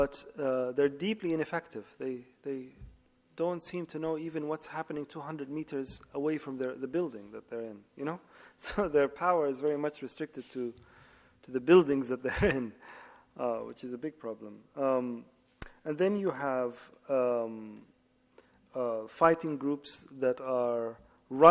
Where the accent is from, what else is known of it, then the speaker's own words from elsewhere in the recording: Libya; now in London, United Kingdom; I was always introduced as the British writer of Libyan origin, which is true. And then after the Arab Spring, I am Libyan writer living in London